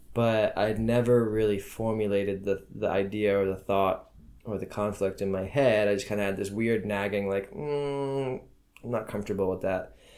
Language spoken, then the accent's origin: English; United States; moved away as an adult; now in Ramallah, Palestine; I am an American